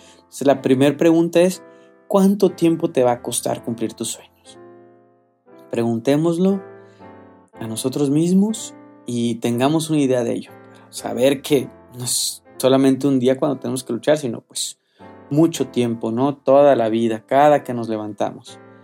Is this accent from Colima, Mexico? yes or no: yes; Colima, Mexico; moved away; no vivo en, en mi tierra, ¿no? Que es Colima.